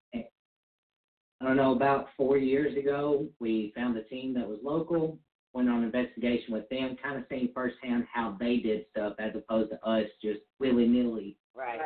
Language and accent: English; Mississippi, United States; We are married and we're from Mississippi